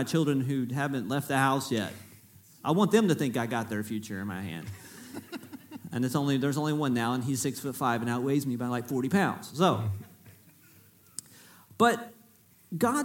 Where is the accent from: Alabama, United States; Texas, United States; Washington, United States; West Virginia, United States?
Texas, United States; Freeport; I'm from Freeport, is where I was born. So I am from South Texas.